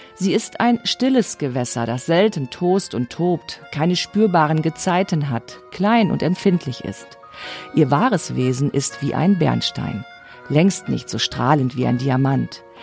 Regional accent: Baltic coast, Germany; Also ich bin an der Ostsee aufgewachsen. Für mich ist das, ist das Heimat.

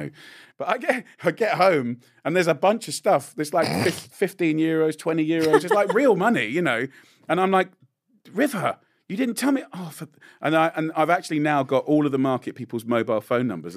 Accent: England, United Kingdom; as an English boy

